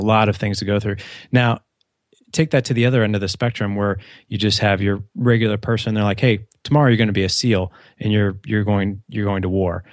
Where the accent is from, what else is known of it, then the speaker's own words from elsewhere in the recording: St. Louis, Missouri, United States; I grew up in Saint Louis, so Midwest.